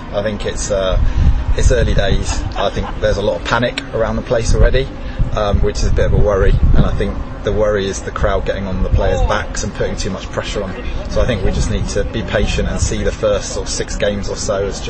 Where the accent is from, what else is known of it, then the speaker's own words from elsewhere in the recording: Bournemouth, South West England, United Kingdom; also born or lived in Russia; now in Bicester, United Kingdom; No, I'm from Bournemouth originally.